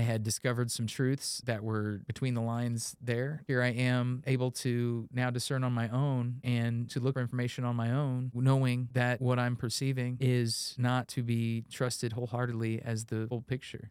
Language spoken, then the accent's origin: English; Indiana, United States; when you were growing up in Indiana